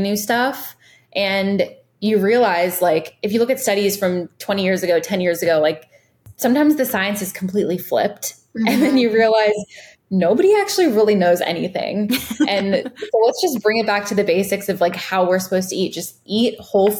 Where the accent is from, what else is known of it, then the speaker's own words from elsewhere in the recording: Virginia, United States; also born or lived in Los Angeles, California; now in Miami, United States; I grew up in Virginia. And I grew up like playing in the woods